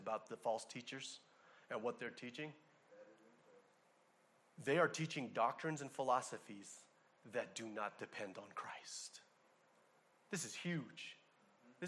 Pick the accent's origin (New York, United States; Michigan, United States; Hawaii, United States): Hawaii, United States; I'm from Hawaii